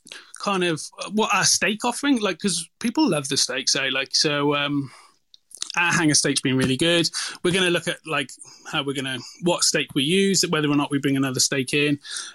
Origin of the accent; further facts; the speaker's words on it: Wales, United Kingdom; moved away as an adult; now in Australia; Yeah, so I grew up in Wales, actually, so I'm half English, half Welsh